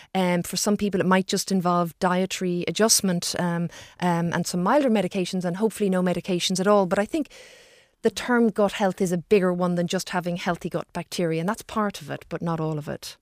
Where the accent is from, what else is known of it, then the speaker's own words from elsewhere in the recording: Ireland; as Irish people